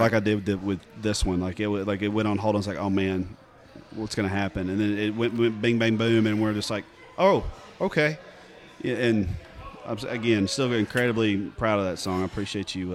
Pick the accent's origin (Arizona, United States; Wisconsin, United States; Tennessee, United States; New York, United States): Tennessee, United States; East; growing up in East Tennessee